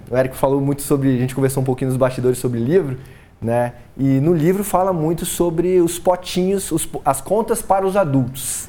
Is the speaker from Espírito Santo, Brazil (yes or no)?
yes; Colatina, Espírito Santo, Brazil; moved away; sou capixaba, sou de Colatina, mas saí muito cedo.